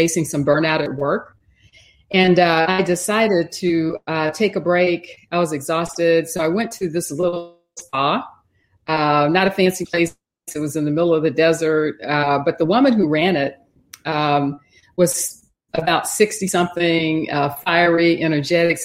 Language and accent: English; Texas, United States; I grew up in Texas. I live in Houston.